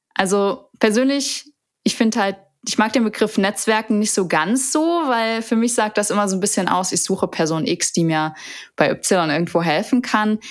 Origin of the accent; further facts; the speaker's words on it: Saarland, Germany; moved away as an adult; also born or lived in Seoul; now in Düsseldorf, Germany; Ich bin ursprünglich Saarländerin